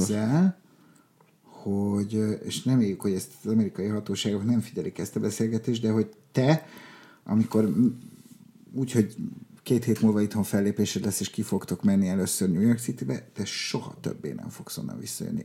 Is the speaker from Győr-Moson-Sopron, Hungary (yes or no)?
no; Budapest, Hungary; also born or lived in Lake Balaton area; Oda születtünk mi. Uh-huh. És aztán, de egész kicsik volt, tehát négy évesek voltunk, amikor Budapestre költöztünk